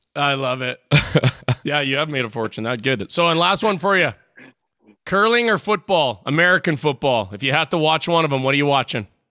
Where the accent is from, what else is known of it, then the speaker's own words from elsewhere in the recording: Saskatchewan, Canada; I'm from Saskatchewan, so not quite as big as Dallas